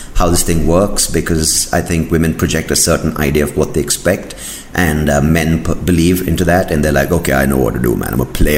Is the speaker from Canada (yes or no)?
no; South India, India; I'm South Indian